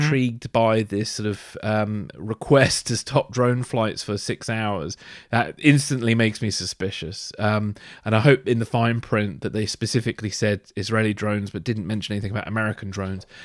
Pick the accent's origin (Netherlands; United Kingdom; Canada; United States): United Kingdom; England; as a English person